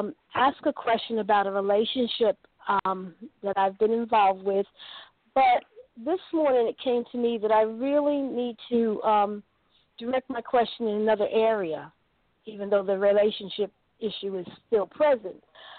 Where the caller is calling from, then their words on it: North Carolina, United States; Yes, this is Lowe's, and I'm calling from North Carolina.